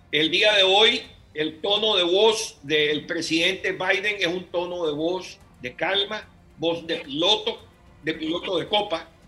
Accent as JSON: {"language": "Spanish", "country": "Nicaragua", "moved": "yes", "lives_now": "United States", "said": "yo soy exiliado nicaragüense, vine a los Estados Unidos en el 79"}